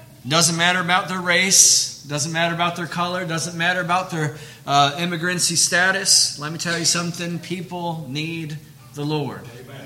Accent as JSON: {"language": "English", "town": "Detroit", "region": "Michigan", "country": "United States", "tie": "born or raised there", "also_born_or_lived": "Peru", "moved": "as an adult", "lives_now": "Versailles, United States", "said": "I grew up in Detroit, and I've learned to say y'all"}